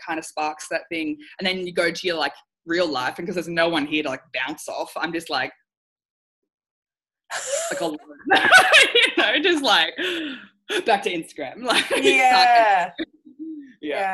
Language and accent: English; Australia; also born or lived in Tonga (ancestry); I culturally identify as Tongan Australian.